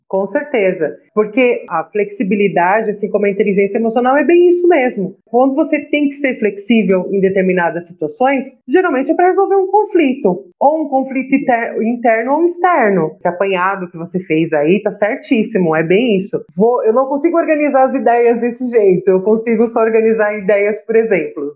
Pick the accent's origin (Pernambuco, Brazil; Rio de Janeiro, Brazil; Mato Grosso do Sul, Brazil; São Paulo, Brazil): São Paulo, Brazil; Eu sou de São Paulo